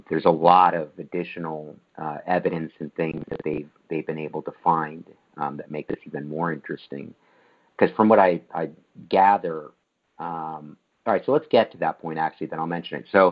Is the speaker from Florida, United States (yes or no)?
yes; Florida, United States; I'm from Florida